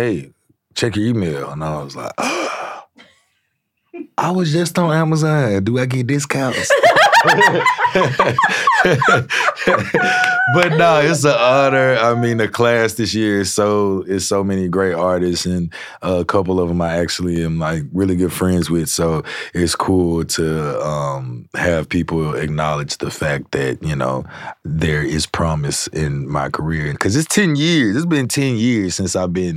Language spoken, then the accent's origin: English; Shreveport, Louisiana, United States; I grew up in Shreveport